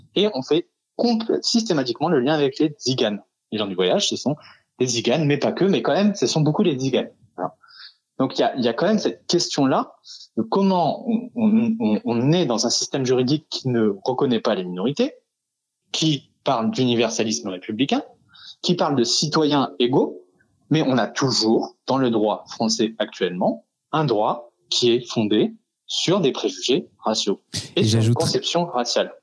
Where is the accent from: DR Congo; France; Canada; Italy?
France; Nous sommes français